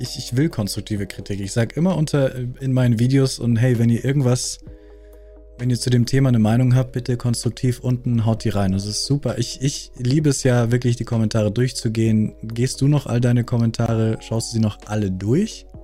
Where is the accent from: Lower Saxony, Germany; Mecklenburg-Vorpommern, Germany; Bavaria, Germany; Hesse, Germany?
Bavaria, Germany; accent: Bavarian; ich bin aus Bayern